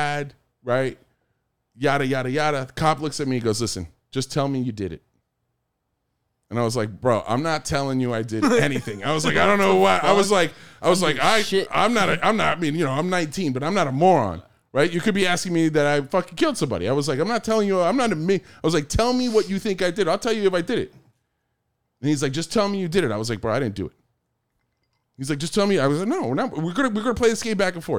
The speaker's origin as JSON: {"language": "English", "country": "United States", "said": "I'm American"}